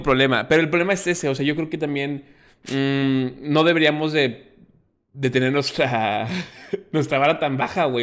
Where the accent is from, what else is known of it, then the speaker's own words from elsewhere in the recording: Mexico; como mexicano y como latino